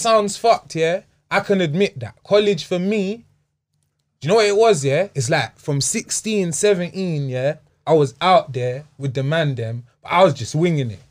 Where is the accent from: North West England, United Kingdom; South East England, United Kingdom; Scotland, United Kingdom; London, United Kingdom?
London, United Kingdom; Wembley; also born or lived in Hammersmith; I grew up in Wembley